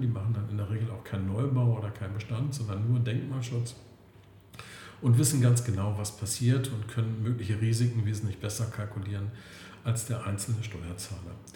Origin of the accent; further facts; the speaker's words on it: Klötze, Saxony-Anhalt, Germany; moved away as an adult; also born or lived in Berlin; now in Potsdam, Germany; komme ursprünglich aus Sachsen-Anhalt, aus der wunderschönen Altmark, aus Klötze und lebe aber seit Mitte der 80er Jahren in Berlin oder jetzt vielmehr am Schwilosee in Potsdam